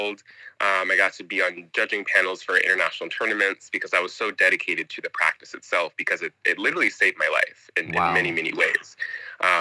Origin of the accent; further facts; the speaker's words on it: Northern California, United States; moved away as an adult; also born or lived in China; I am from Northern California area